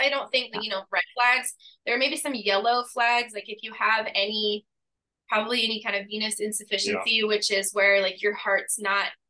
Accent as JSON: {"language": "English", "town": "Indianapolis", "region": "Indiana", "country": "United States", "tie": "born or raised there", "moved": "as an adult", "lives_now": "Melbourne, United States", "said": "I'm actually originally from Indiana, was born and raised in Indianapolis, but I moved down here about 8 years ago now"}